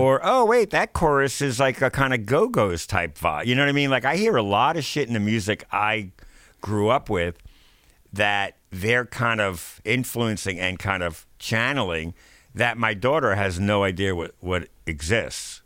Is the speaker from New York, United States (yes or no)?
yes; New York, United States; growing up in New York